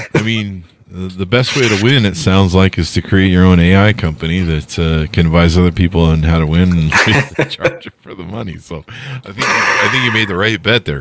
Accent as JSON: {"language": "English", "region": "Utah", "country": "United States", "also_born_or_lived": "Las Vegas, Nevada", "moved": "as an adult", "said": "I'm from Utah."}